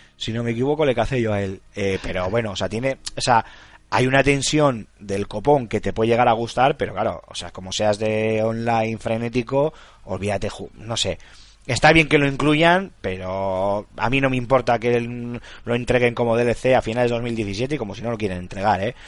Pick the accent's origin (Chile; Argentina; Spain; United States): Spain; La Rioja; mi pueblo en La Rioja